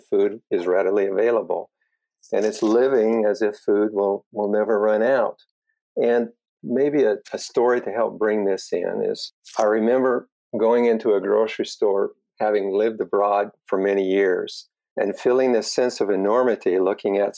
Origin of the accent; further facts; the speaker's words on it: Wasatch Valleys, Utah, United States; also born or lived in Michigan; I grew up in the Wasatch Valleys in Utah, and it was a family farm